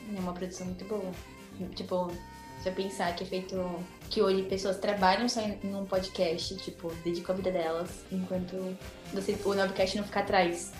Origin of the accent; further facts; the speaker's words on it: São Paulo, Brazil; moved away as an adult; now in Portugal; eu sou de São Paulo